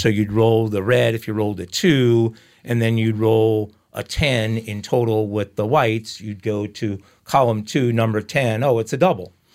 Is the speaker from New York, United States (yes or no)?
yes; Long Island, New York, United States; also born or lived in Islip, New York / Babylon, New York; I grew up in Long Island